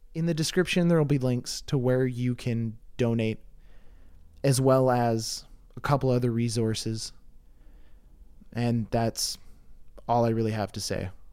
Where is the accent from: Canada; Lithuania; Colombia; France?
Canada; I'm Canadian